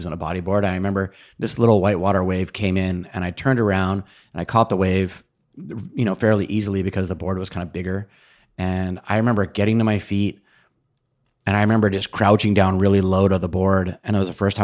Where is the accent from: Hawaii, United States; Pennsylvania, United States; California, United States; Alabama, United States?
Hawaii, United States; Kona; where I was born and raised in Kona, the surf is normally pretty small